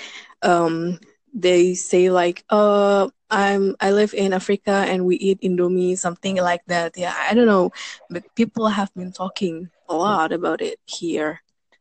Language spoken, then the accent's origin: English; Indonesia; from Indonesia.